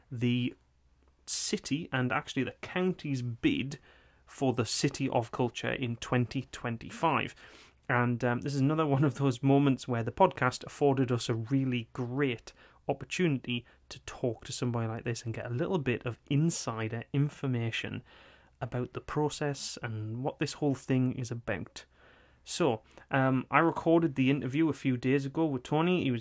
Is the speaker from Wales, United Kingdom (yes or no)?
no; North Seaton Colliery, North East England, United Kingdom; born there; You know, I was born in North Seaton Colliery.